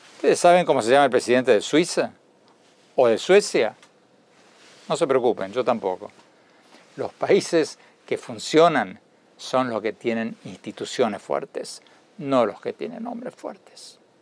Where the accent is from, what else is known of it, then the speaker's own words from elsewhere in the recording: Argentina; moved away as an adult; now in United States; Yo me fui de Argentina en 1976, cuando asomaba una dictadura militar de derecha. Me fui a estudiar a Estados Unidos